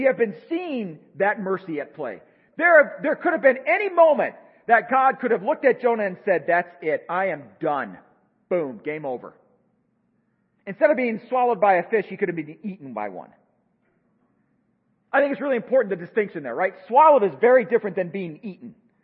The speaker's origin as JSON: {"language": "English", "country": "United States", "said": "I think myself as an American"}